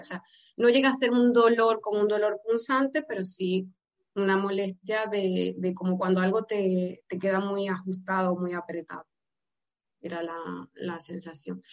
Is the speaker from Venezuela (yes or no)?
yes; Venezuela; moved away as an adult; now in Almería, Spain; yo soy originalmente de Venezuela